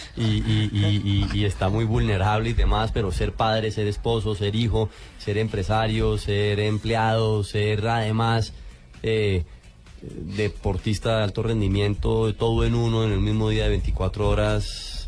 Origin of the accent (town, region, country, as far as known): Colombia